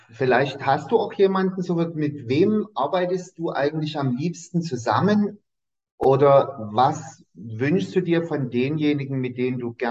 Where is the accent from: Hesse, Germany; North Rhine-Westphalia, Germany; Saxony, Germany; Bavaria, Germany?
Saxony, Germany; Dresden; Und ich sagte so, ich komme aus Dresden.